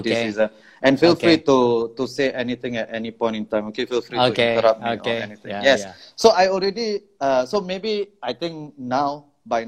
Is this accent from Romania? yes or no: no; Singapore; being Singaporean is an accident of birth